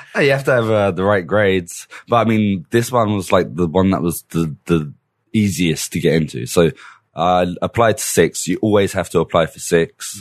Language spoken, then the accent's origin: English; Middlesex, London, United Kingdom; accent: British; moved away; I was born in Middlesex.